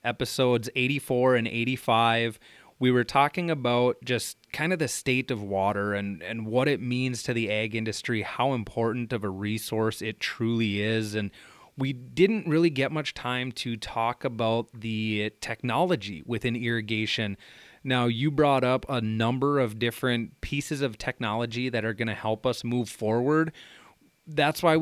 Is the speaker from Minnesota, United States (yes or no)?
yes; South Central Minnesota, United States; moved away as an adult; now in Red River Valley, United States; where I grew up in South Central Minnesota